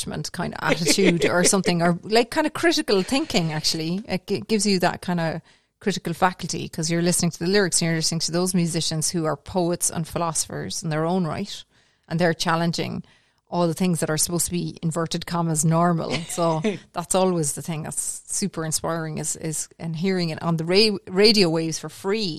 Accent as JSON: {"language": "English", "town": "Cork", "region": "Munster", "country": "Ireland", "also_born_or_lived": "Galway / County Clare", "moved": "yes", "lives_now": "Tipperary, Ireland", "said": "I'm originally from Cork. I'm originally from Mayfield in Cork, but I live, as you said, in rural Tipperary now."}